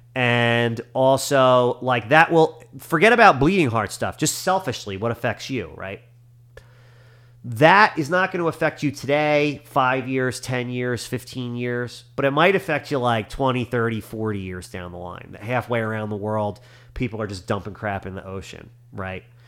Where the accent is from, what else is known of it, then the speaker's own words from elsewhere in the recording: United States; as an American